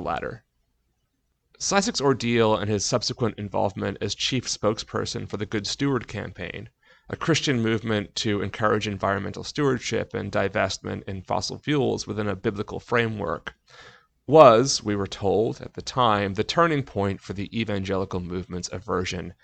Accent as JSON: {"language": "English", "region": "New England", "country": "United States", "tie": "born or raised there", "said": "I grew up in New England"}